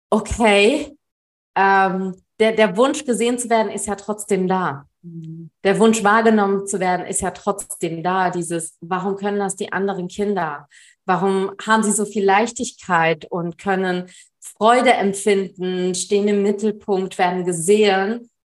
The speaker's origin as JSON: {"language": "German", "country": "Germany", "tie": "born there", "said": "Also ich bin in Deutschland geboren."}